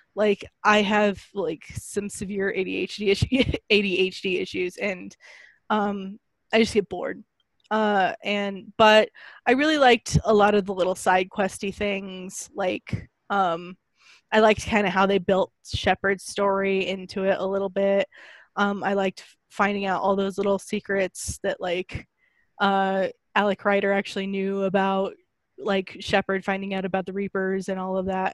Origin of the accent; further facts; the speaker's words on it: United States; I am an American woman.